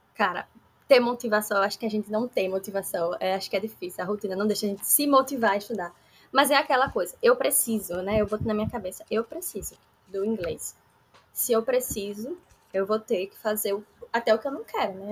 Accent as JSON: {"language": "Portuguese", "town": "Aracaju", "region": "Sergipe", "country": "Brazil", "said": "Sou daqui de Aracaju, Sergipe"}